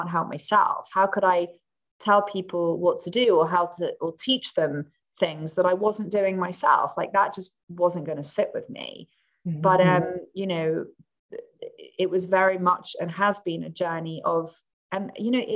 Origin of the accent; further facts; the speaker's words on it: England, United Kingdom; I'm English